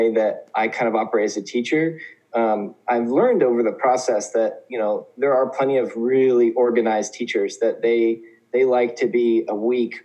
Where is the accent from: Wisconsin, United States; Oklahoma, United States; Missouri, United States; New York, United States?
Oklahoma, United States; moved away as an adult; also born or lived in Indiana; now in South Korea; So I'm originally from Oklahoma, and I grew up part of my childhood in Oklahoma, part of my childhood in Indiana